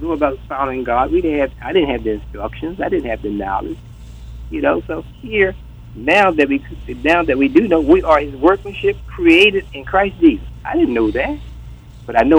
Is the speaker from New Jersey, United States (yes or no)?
yes; Atlantic City, New Jersey, United States; we grew up in Atlantic City